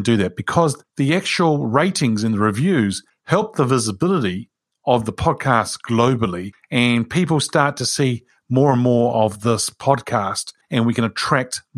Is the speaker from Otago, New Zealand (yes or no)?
no; Wellington, New Zealand; Wilberforce is a street that I grew up in Wilberforce Street in Wellington